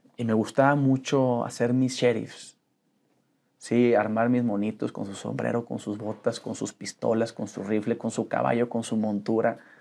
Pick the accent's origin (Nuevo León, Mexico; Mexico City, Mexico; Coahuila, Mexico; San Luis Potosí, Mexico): Coahuila, Mexico; Saltillo; also born or lived in Monterrey; Soy de Saltillo. Nací ahí en Saltillo, Coahuila